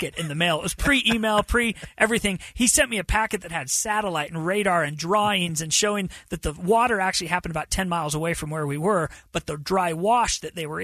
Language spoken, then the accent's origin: English; Bountiful, Utah, United States; I was born and raised in Bountiful